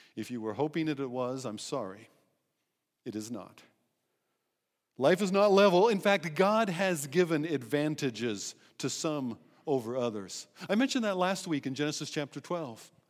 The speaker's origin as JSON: {"language": "English", "country": "United States", "also_born_or_lived": "Eswatini", "moved": "yes", "said": "being American"}